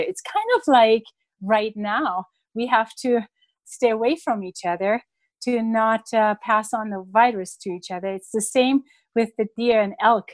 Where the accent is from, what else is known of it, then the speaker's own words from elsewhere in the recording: Germany; moved away; when I was a child growing up in Germany